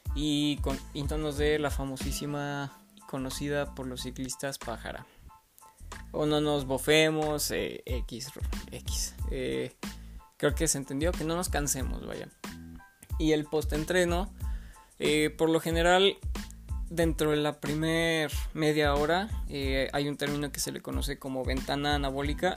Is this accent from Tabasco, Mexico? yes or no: no; León, Guanajuato, Mexico; estudié en el Instituto Lux, de aquí de León, Guanajuato, soy nacido de León, Guanajuato.